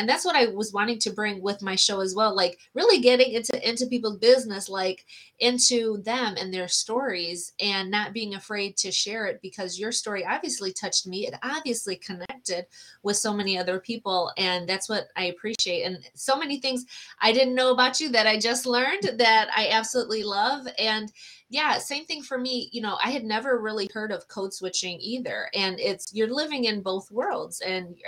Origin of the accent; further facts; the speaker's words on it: Puerto Rico; I'm Latina as well. I'm Puerto Rican